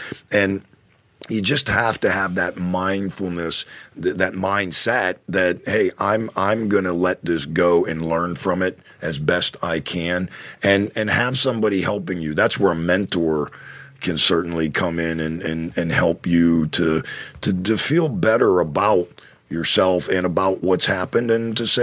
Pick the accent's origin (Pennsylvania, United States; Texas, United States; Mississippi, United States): Pennsylvania, United States; Penn Hills; now in State College, United States; when I drive from State College, Pennsylvania to Pittsburgh to see my family, my parents are still there, and that's where I grew up, there is a sign, a mileage sign, that as you're driving in on Route 376 that says Penn Hills 3, that's my hometown